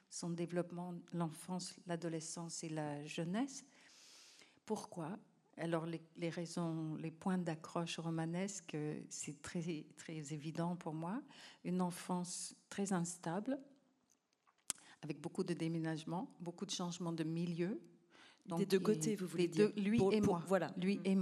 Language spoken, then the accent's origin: French; Cambodia; Et quelque part, quand un enfant naît, c'est déjà une fête chez nous au Cambodge